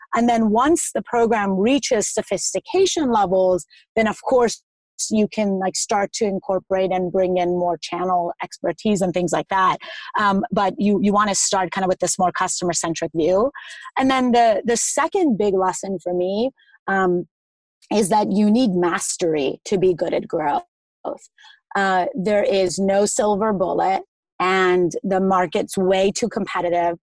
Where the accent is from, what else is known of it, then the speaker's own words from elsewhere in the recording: Iran; I'm from Iran, so I eat a lot of meat, the lamb in particular.